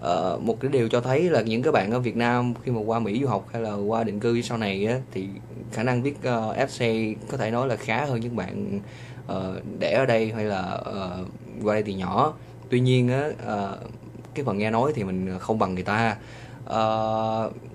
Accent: Vietnam; accent: Vietnamese; moved away as an adult; now in United States; cái giọng của mình cũng chỉ là giọng của người Việt

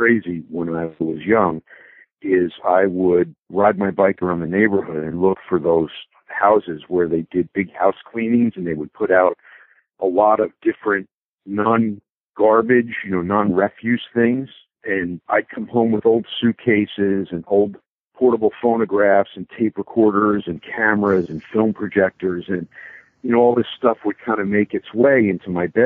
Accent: Bloomfield, New Jersey, United States; I was born in Northwest New Jersey in a small suburb called Bloomfield

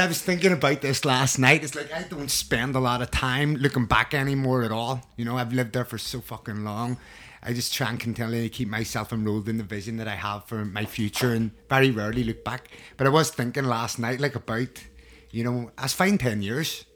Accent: Belfast, Northern Ireland, United Kingdom; I grew up in North Belfast, um, late eighties, early nineties

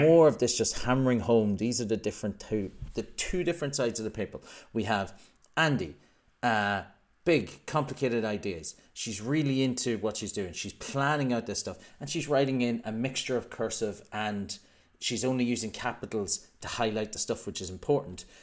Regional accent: Ireland; now in United Kingdom; I'm also Irish

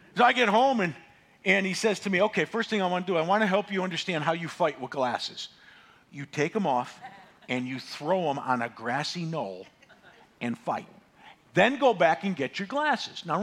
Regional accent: Northeast, United States; I grew up in the Northeast

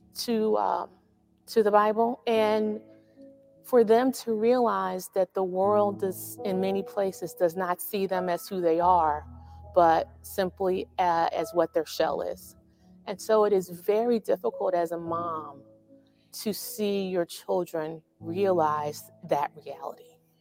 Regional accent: St. Louis, Missouri, United States; moved away as an adult; also born or lived in East Coast; I was born and raised in St. Louis, Missouri, which is a, a uh, very Catholic city

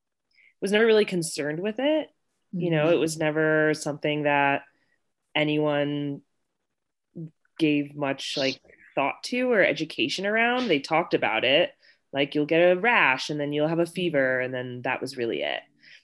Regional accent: Wethersfield, Connecticut, United States; moved away as an adult; also born or lived in Virginia / Utah / California / Colorado; now in Denver, United States; And I grew up in Wethersfield, Connecticut, which is a small suburb outside of Hartford. And so lived in Connecticut up until I was 18.

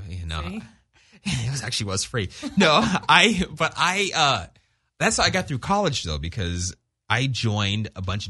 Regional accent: Orange County, California, United States; we grew up in Orange County and we're the only black family in the gated community.

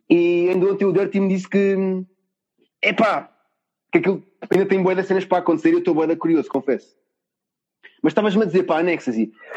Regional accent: Cascais, Lisbon, Portugal; não sou mesmo de Lisboa, né? Sou, não sei se há uma vez tinha sou tipo mais para a zona de Cascais. concretamente assim a parede

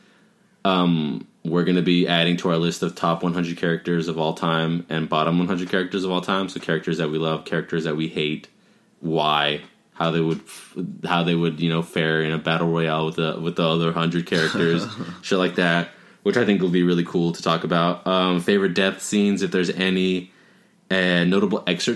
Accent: Covina, California, United States; we're from Covino. It's not like we have, we're not, like, in L.A.

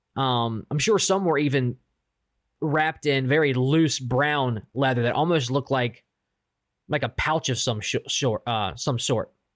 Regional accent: Baltimore, Maryland, United States; I'm from Baltimore

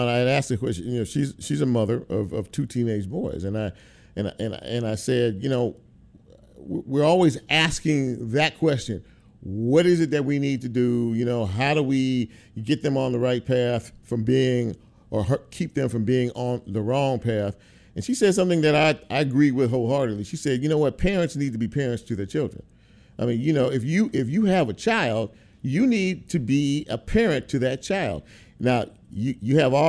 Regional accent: Los Angeles, California, United States; I grew up in Los Angeles, California

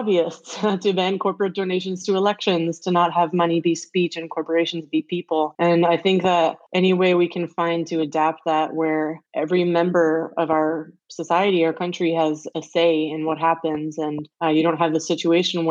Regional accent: United States; also born or lived in Europe; being American

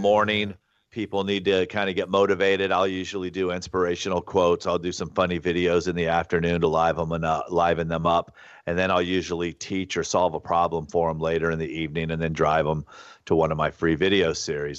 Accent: Alabama, United States; moved away; also born or lived in Los Angeles / Santa Barbara; I grew up in Alabama

